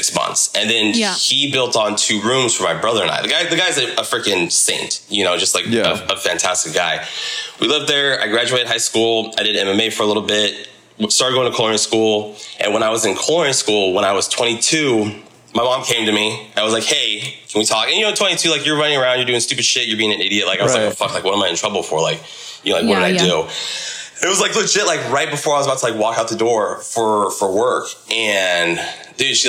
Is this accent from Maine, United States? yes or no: no; Simi Valley, California, United States; including myself here in Simi Valley